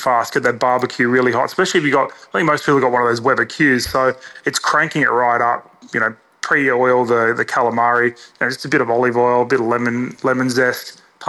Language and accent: English; Sydney, New South Wales, Australia; now in Adelaide, Australia; I grew up in Sydney. So summer memories for me as a kid were those hot days and then just the big thunderstorm rolling in at night.